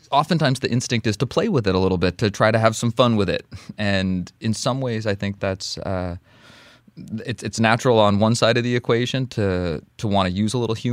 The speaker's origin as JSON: {"language": "English", "country": "Russia", "said": "tell someone I'm from Russia, I get that Family Guy joke"}